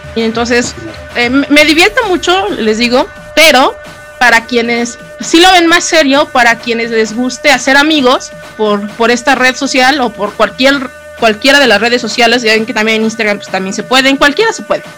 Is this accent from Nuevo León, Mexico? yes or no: no; Toluca, State of Mexico, Mexico; del Estado de México. ¿De qué parte? Ah, pues de Toluca